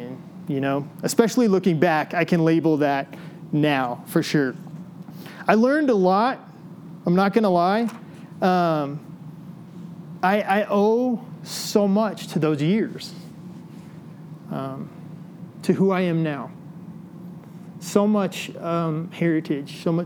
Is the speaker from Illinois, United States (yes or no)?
yes; Illinois, United States; moved away; I grew up in Illinois